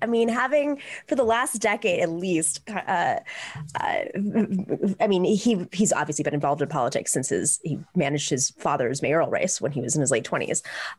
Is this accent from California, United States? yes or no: no; Buffalo, New York, United States; Kathy Hochul, who I grew up around in Buffalo, New York, she represented the district I grew up in.